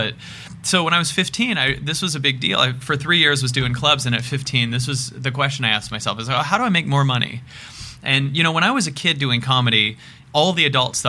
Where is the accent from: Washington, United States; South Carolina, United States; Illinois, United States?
Washington, United States; Seattle; This was in Seattle.